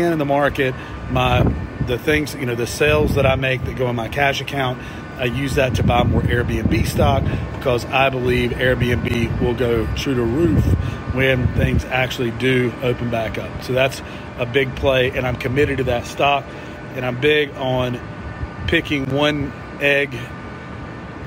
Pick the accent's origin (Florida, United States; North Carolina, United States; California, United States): North Carolina, United States; Shelby; my hometown of Shelby, North Carolina